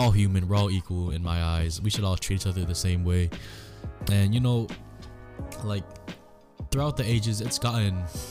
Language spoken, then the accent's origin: English; United States; my English is good, because I was born in America.